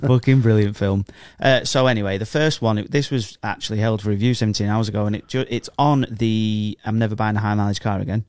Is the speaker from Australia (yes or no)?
no; England, United Kingdom; I'm an, I'm a English person